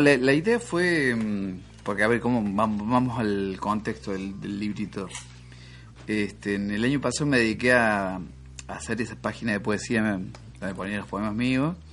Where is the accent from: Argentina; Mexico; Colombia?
Argentina; Tancacha, Córdoba; volver a Tancacha que es el pueblo donde yo nací